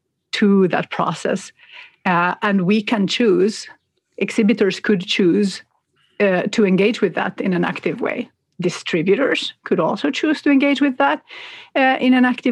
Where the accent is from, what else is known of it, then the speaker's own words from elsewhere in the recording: Finland; now in Sweden; I live in Sweden, I grew up in Finland